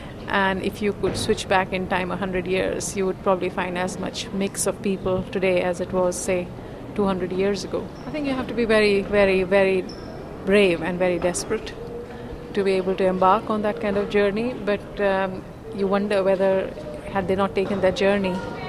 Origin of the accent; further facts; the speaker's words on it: Newcastle upon Tyne, North East England, United Kingdom; I'm from the UK, Newcastle.